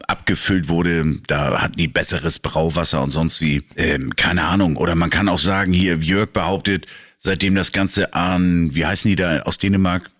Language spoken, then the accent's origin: German; Northern Germany, Germany; als Norddeutscher